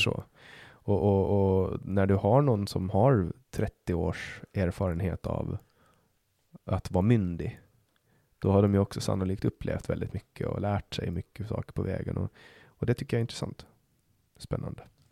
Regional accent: Åland, Finland; now in Sweden; Jag kommer ju från Åland som är en autonom region i Finland

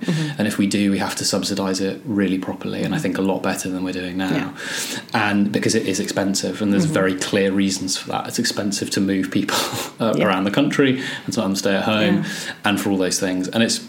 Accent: Scotland, United Kingdom; moved away as an adult; now in Birmingham, United Kingdom; Now I've obviously lost my Scottish accent. And it was something, being English was used as an enormous insult where I was. And it was something that I'd only moved to England when I was 18 and went to uni down here in Birmingham.

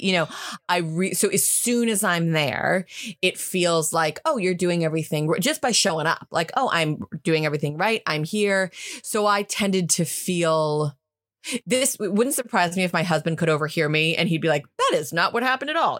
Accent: United States; now in United Kingdom; I'm American

